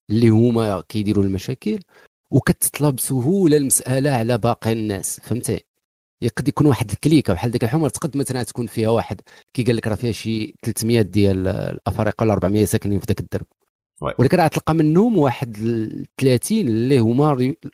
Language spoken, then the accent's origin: Arabic; Morocco; المهاجرين لا اللي حنايا من المغرب